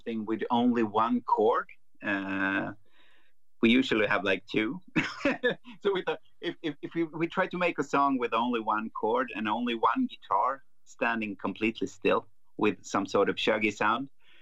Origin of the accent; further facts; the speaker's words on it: Sweden; growing up in Sweden, listening to heavy music